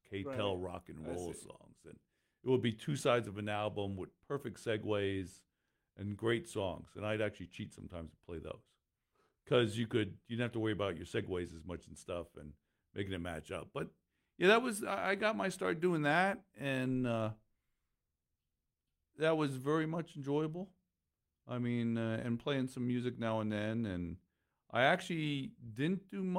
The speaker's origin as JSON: {"language": "English", "area": "Lehigh Valley", "region": "Pennsylvania", "country": "United States", "said": "I'm from the Lehigh Valley"}